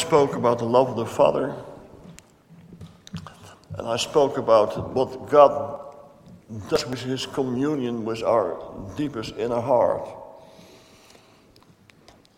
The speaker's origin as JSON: {"language": "English", "country": "Netherlands", "said": "I come from Holland"}